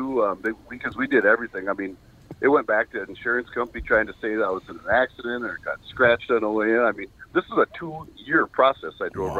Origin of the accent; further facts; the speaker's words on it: Dayton, Ohio, United States; We're from the Dayton area.